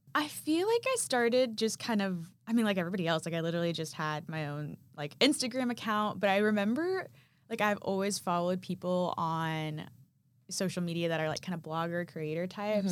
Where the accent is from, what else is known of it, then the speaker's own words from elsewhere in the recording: Arkansas, United States; moved away as an adult; now in Nashville, United States; I'm from Arkansas